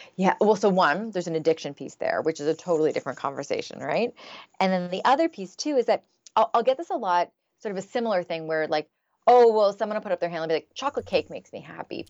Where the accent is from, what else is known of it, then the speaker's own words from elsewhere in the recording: Canada; I'm Canadian